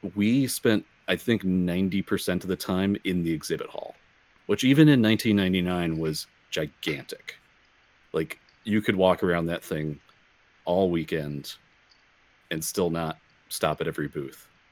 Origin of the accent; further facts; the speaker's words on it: Racine, Wisconsin, United States; I grew up in Racine, Wisconsin, which is the county just south of Milwaukee